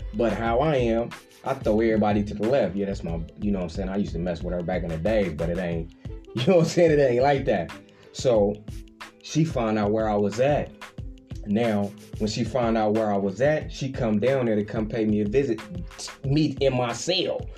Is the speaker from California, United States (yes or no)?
yes; Richmond, California, United States; I'm from Richmond, I'm from the Bay Area